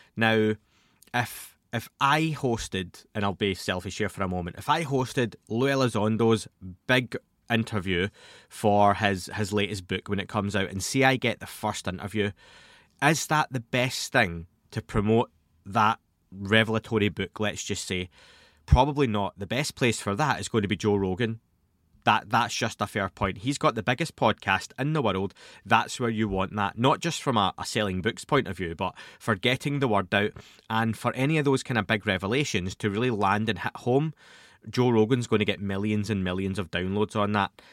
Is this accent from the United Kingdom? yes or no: yes; Scotland, United Kingdom; Being Scottish, being from Scotland, I used to go to the library as a young kid